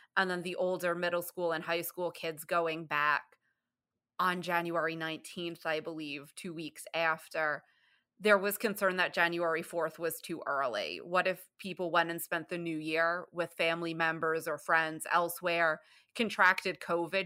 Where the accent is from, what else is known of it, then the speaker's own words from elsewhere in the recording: New York City, New York, United States; moved away as an adult; now in Michigan, United States; I'm from the Bronx, New York, and I lived in New York State until 2012. Then I moved to Michigan